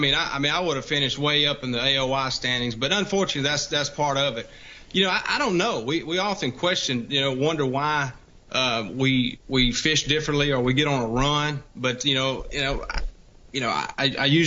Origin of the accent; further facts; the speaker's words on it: Louisiana, United States; accent: redneck coon ass; now in Alabama, United States; I'm from Louisiana and I live in Alabama now